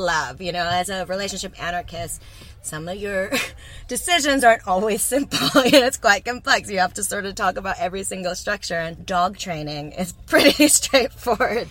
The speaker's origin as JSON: {"language": "English", "region": "Texas", "country": "United States", "moved": "yes", "lives_now": "New Zealand", "said": "I'm from Texas, so it's like not quite like well, it's the heart of Texas"}